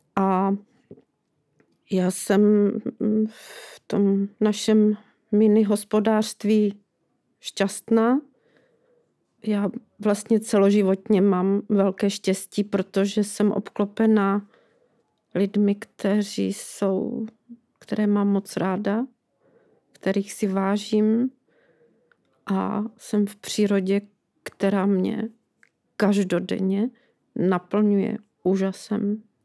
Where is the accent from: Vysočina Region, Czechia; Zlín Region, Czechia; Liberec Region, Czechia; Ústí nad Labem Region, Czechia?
Zlín Region, Czechia; Lešná; also born or lived in Rožnov pod Radhoštěm; now in Valašská Bystřice, Czechia; já jsem prožívala dětství u babičky v Lešné, u Valašského Meziříčí